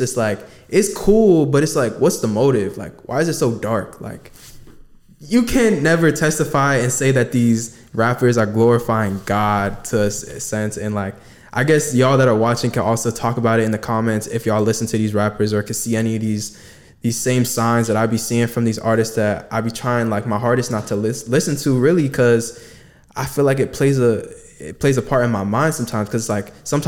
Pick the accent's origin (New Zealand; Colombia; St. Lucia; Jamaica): Jamaica; I'm Jamaican.